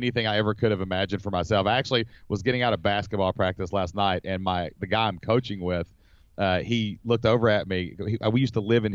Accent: Kentucky, United States; accent: Appalachian; We are originally from Kentucky

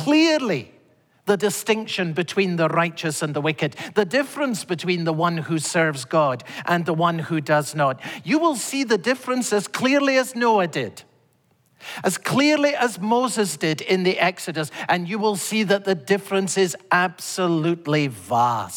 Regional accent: Scotland, United Kingdom; as a boy growing up in Scotland

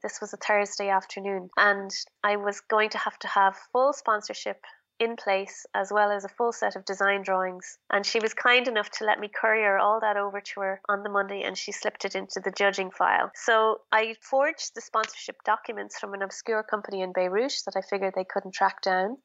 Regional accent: Ireland; Being very Irish

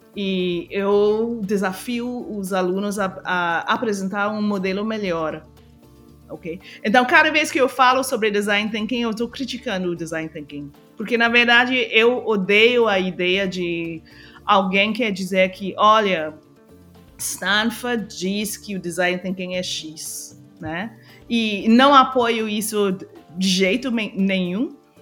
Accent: Trinidad & Tobago; Portuguese is a second language; moved away as an adult; also born or lived in United States; eu sou de Trinidad e Tobago, mas eu estava morando nos Estados Unidos

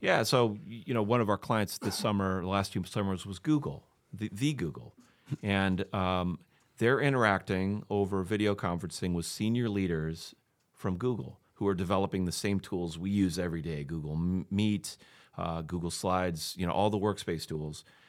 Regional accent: Maquoketa, Iowa, United States; moved away as an adult; also born or lived in Ohio; I'm from Macocota originally. I grew up there, went to high school

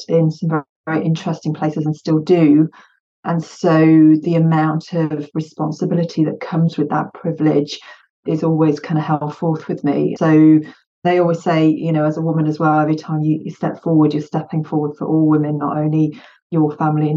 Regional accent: United Kingdom; English is a second language; I'm UK born and bred, but my family is Bosnian

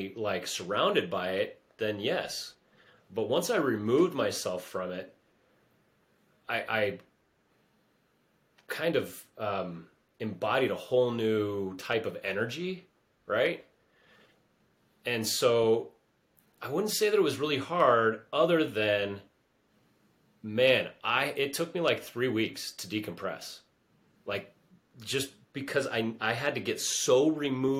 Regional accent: United States; I was born in the United States

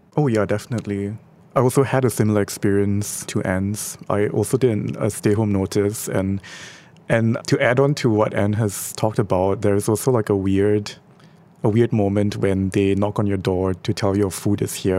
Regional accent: Singapore; our identity as Singaporean

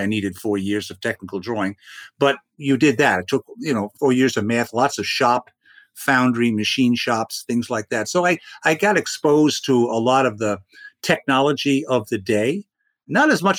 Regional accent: New York City, New York, United States; I grew up in Brooklyn

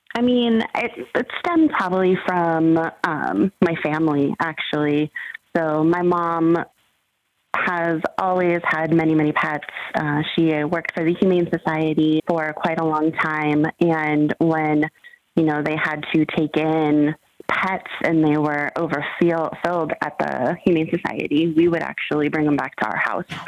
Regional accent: San Bernardino, California, United States; I grew up in Southern California.

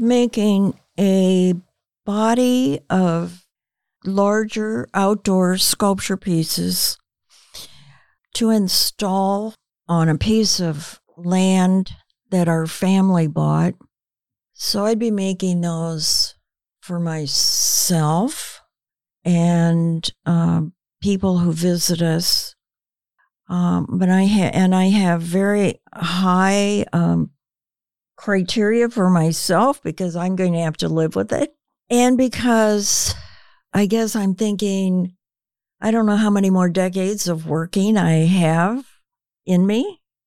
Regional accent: United States; growing up in the United States

